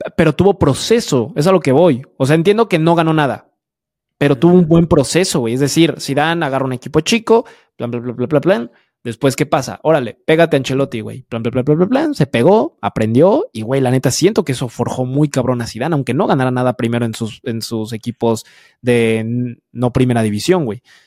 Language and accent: Spanish; Mexico; A mí como mexicano